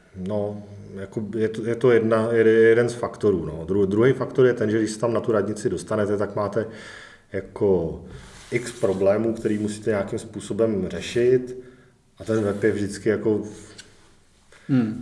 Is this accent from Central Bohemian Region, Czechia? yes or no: yes; Kladno, Central Bohemian Region, Czechia; also born or lived in England; kromě jako krátké epizody prostě v Anglii žiju v podstatě celý život tady na Kladně